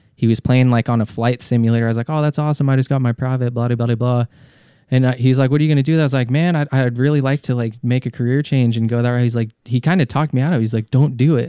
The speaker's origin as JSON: {"language": "English", "region": "Colorado", "country": "United States", "tie": "born or raised there", "also_born_or_lived": "Massachusetts", "moved": "as an adult", "said": "I was born in Massachusetts, but, uh, grew up in Colorado"}